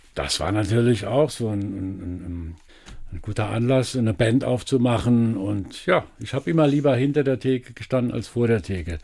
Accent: Elversberg, Saarland, Germany; Geboren bin ich natürlich in Elversberg

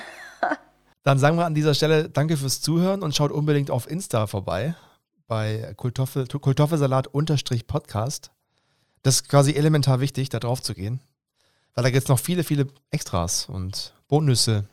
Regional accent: Stuttgart region, Baden-Württemberg, Germany; ich bin jetzt jemand, der in der Region Stuttgart aufgewachsen ist

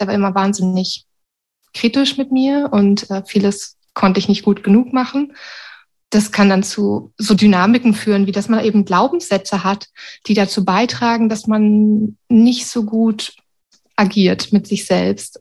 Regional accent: Berlin, Germany; also born or lived in Sweden; now in Wuppertal, Germany; Ich bin eigentlich Berlinerin

